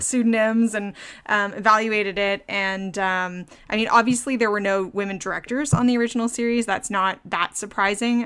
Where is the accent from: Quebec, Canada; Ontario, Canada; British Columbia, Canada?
Ontario, Canada; Ottawa; I'm from Ottawa